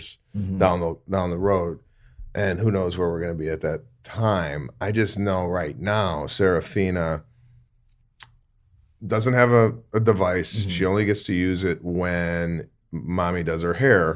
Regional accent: Arlington Heights, Illinois, United States; I went to Rolling Meadows

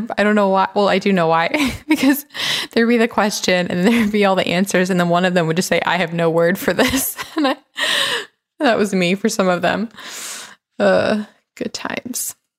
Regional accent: Atlanta, Georgia, United States; also born or lived in Memphis / Los Angeles; It was weird for me because I grew up in Atlanta and then Memphis and then LA.

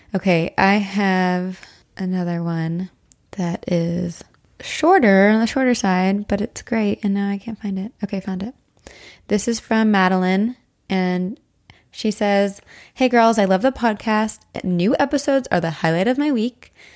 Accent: Brandenburg, New Jersey, United States; where I grew up in Brandenburg, New Jersey

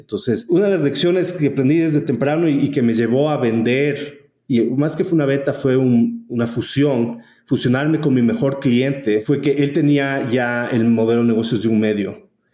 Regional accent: Ecuador; also born or lived in United States / El Salvador / San Francisco; vinimos al Ecuador y me crié aquí.

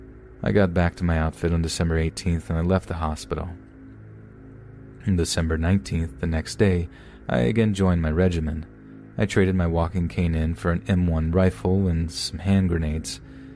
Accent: Astoria, New York, United States; I was born and raised in Historia, Long Island City, New York.

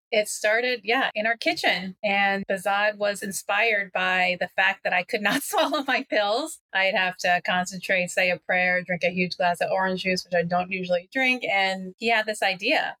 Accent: Washington, District of Columbia, United States; now in Los Angeles, United States; I'm originally from the DC area, but now living in Los Angeles.

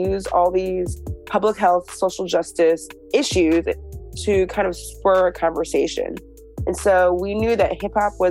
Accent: Shaker Heights, Ohio, United States; I grew up in Shaker Heights, Ohio

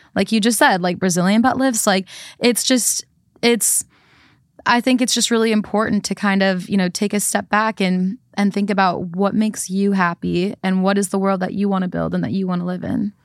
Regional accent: Midwest, United States; growing up in the Midwest

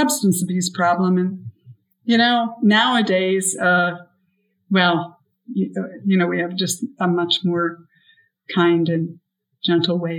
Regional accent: Buffalo, New York, United States; I grew up in Buffalo

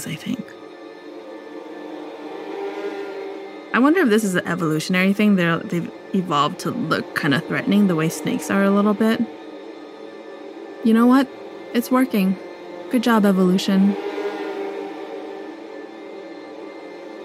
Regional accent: Los Angeles, California, United States; I'm from Los Angeles

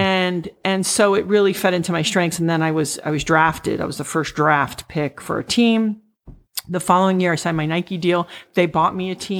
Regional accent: U.S. Virgin Islands; moved away; also born or lived in Puerto Rico / Saint Thomas; eventually I really grew up in the Virgin Islands.

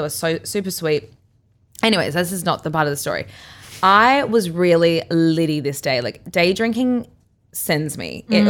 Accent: Brisbane, Queensland, Australia; Like, I grew up on Brisbane River. Like, I know how to drive a jet ski.

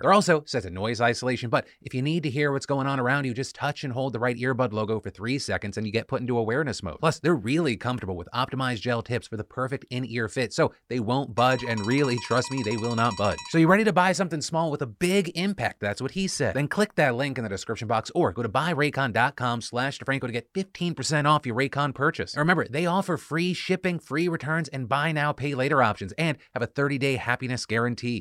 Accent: United States; as an American

